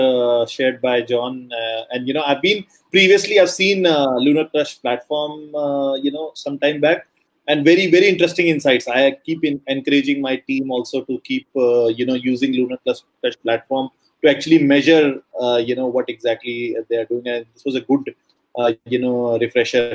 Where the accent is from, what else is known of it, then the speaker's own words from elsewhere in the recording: Delhi, India; I am currently in India, in Delhi, basically at my hometown